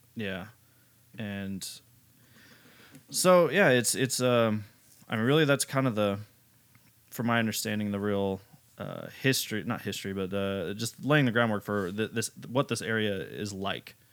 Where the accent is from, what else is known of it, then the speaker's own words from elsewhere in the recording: United States; I'm American